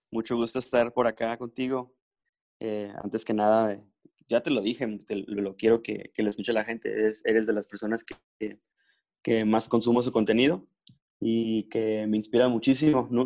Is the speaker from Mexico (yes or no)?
yes; Mexico; now in Mexicali, Mexico; más mexicano que, nada, pero, pero lo único que tengo de francés es este, el apellido.